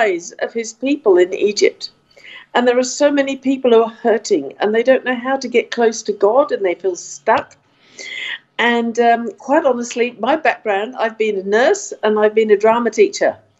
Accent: United Kingdom; now in Australia; I come from Britain myself

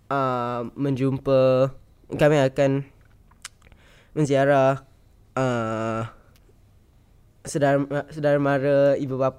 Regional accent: Singapore; also born or lived in Alor Gajah, Melaka, Malaysia (family kampung); saya warga Singapura tapi, tapi ada kampung. Ada kampung.

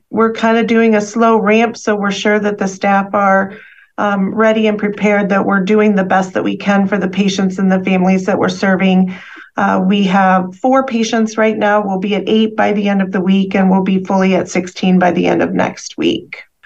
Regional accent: Midwest, United States; moved away as an adult; also born or lived in Chicago area; primarily, I'm from the Midwest

